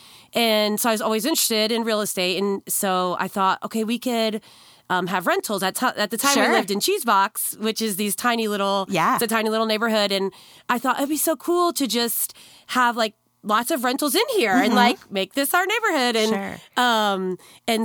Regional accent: Chester, Pennsylvania, United States; moved away as an adult; now in Muncie, United States; I'm from Philadelphia area. So it was in Chester

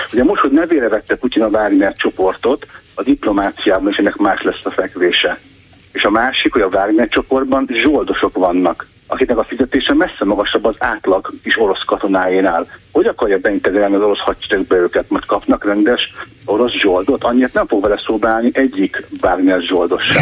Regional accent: Hungary; én, mint magyar állampolgár

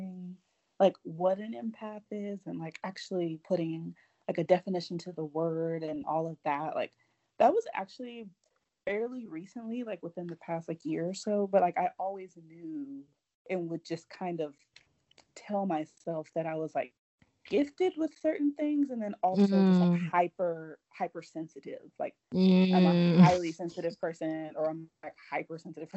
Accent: Rowlett, Texas, United States; I am from Dallas. I'm actually from a suburb called Rowlett in Dallas.

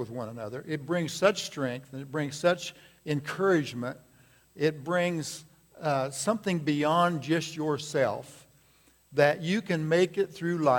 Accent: United States; I have been born in this great country

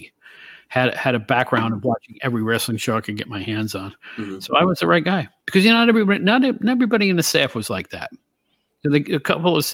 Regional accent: Albany, New York, United States; I'm from the Albany, New York area originally

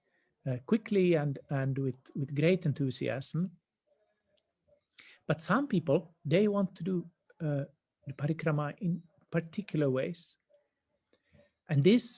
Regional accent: Finland; moved away; in my home country, back in the north in Finland

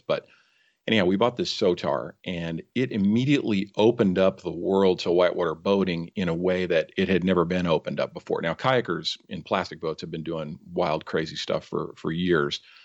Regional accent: San Francisco Bay Area, California, United States; also born or lived in Mount Rainier National Park, Washington; I grew up in the San Francisco Bay Area

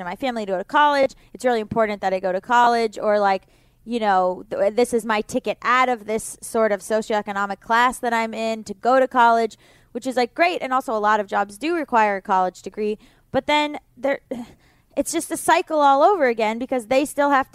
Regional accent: Florida, United States; I'm from Florida

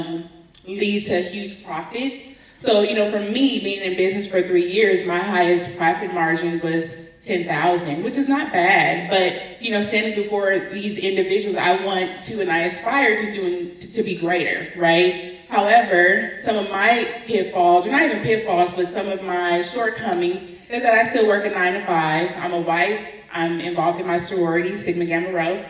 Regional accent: Los Angeles, California, United States; I'm from Los Angeles, grew up in the J's, went to Dorsey High

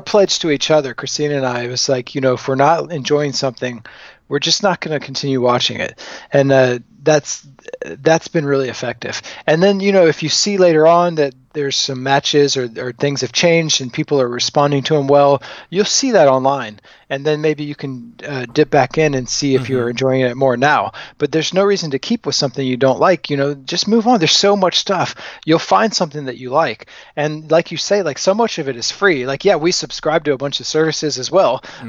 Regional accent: the South, United States; So I grew up mostly in the South. Like, my parents moved around some, so I had some experience with wrestling from different parts of the country, but primarily in the South.

